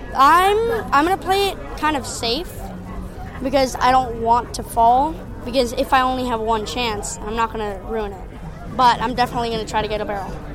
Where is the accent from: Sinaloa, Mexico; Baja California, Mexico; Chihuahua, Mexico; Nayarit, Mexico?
Nayarit, Mexico; Sayulita; I'm 11 years old, and I'm from Sayulita, Mexico.